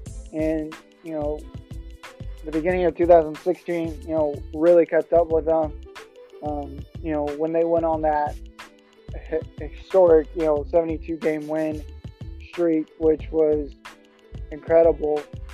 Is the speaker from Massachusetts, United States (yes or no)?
no; Texas, United States; I'm actually from Texas